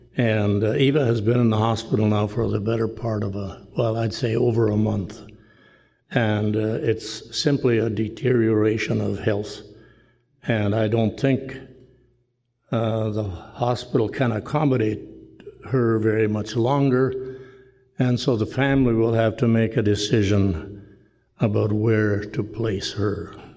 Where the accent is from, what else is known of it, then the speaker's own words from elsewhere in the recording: Rhineland, Manitoba, Canada; moved away; the village of Rhineland where I grew up